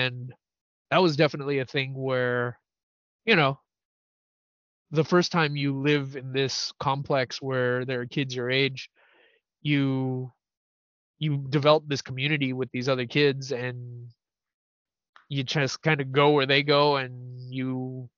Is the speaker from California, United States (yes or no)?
yes; San Francisco, California, United States; I grew up in the Tenderloin